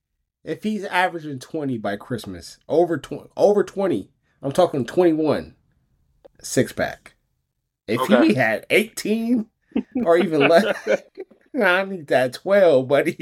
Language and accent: English; San Francisco, California, United States; I'm from San Francisco.